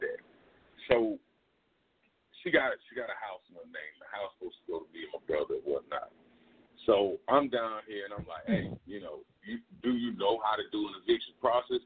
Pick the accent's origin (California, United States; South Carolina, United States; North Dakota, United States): South Carolina, United States; now in Texas, United States; I'm from South Carolina, so I'm back in South Carolina